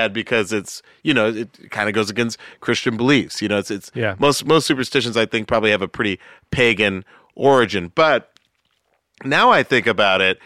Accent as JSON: {"language": "English", "town": "Atlanta", "region": "Georgia", "country": "United States", "tie": "born or raised there", "said": "where I grew up in Atlanta, yeah. Georgia, predominantly Black Southwest Atlanta"}